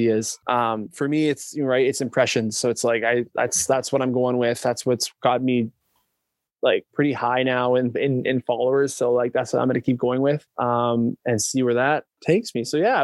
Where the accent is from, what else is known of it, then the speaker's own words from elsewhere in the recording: Canada; being a Canadian TikToker